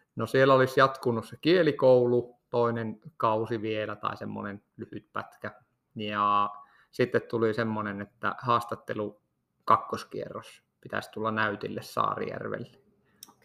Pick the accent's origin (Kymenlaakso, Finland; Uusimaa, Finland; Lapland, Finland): Lapland, Finland; Kittilä; also born or lived in Rovaniemi; mehän olen lähtöisin ihan tästä Kittilän kylältä, että nyt nauhoitellaan tätä jaksoa tästä ihan minun kotitalon vierestä